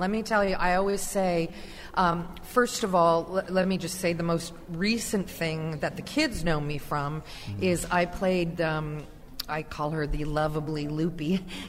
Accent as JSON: {"language": "English", "town": "Anaheim", "region": "California", "country": "United States", "tie": "born or raised there", "said": "I grew up in Orange County, went to Anaheim High, Brookers Junior High."}